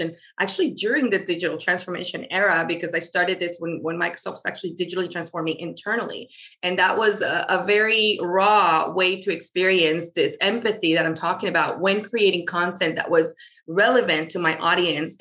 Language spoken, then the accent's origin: English; Venezuela; now in Florida, United States; I live in the States, and specifically in the state of Florida. I'm originally from Venezuela.